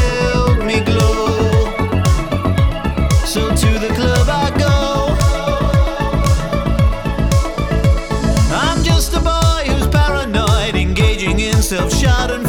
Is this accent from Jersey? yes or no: yes; Jersey; I grew up in Jersey, which is a small place